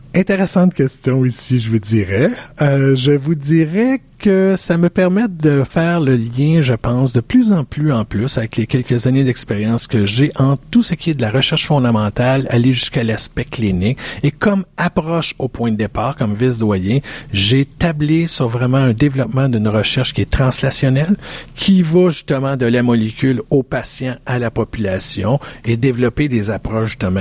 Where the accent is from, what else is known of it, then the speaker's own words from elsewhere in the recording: Quebec, Canada; je suis un Québécois